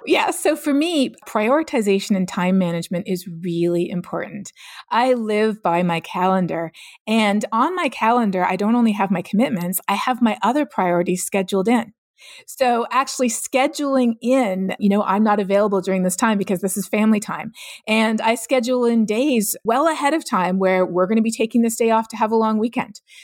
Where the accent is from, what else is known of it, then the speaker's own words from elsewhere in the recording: Canada; moved away as an adult; now in United States; growing up in Canada.